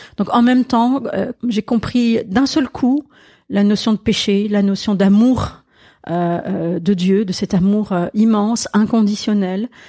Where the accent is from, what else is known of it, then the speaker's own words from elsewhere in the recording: Alsace, Grand Est, France; French is a second language; moved away; also born or lived in Marseille; c'est l'Alsace, oui, oui, oui, le français est ma deuxième langue